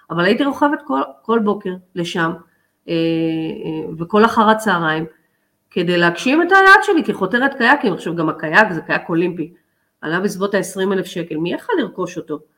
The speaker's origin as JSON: {"language": "Hebrew", "town": "Haifa", "region": "Haifa District", "country": "Israel", "tie": "born or raised there", "said": "הייתי צריכה לנסוע מהקריות אה, להפועל חיפה"}